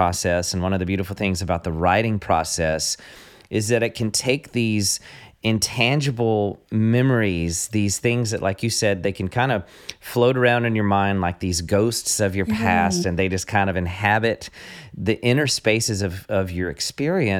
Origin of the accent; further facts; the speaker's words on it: American South, United States; I'm from the American South, so I mispronounce everything on a daily basis